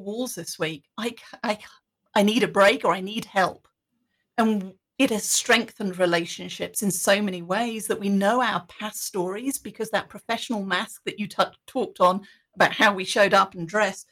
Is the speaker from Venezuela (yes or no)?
no; United Kingdom; being British